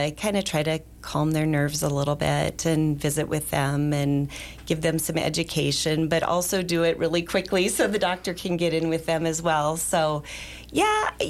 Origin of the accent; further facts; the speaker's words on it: Powell, Wyoming, United States; moved away as an adult; now in Sheridan, United States; I actually grew up in Powell, so not too far from Cody